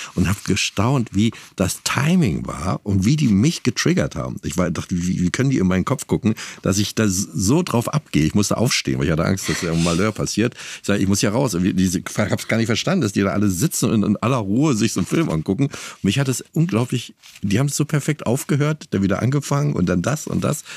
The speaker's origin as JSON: {"language": "German", "region": "East Germany", "country": "Germany", "said": "Ich komme aus dem Osten"}